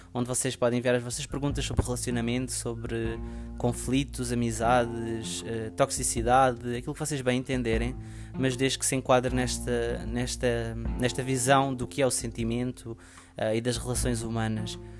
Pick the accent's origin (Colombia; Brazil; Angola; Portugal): Portugal; o meu país, para onde eu nasci, onde eu cresci.